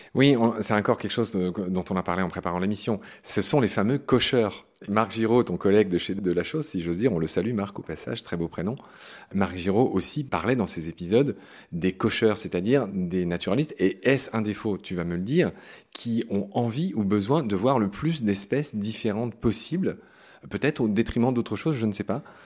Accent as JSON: {"language": "French", "area": "Lorraine", "region": "Grand Est", "country": "France", "tie": "born or raised there", "moved": "yes", "said": "dans ma Lorraine natale"}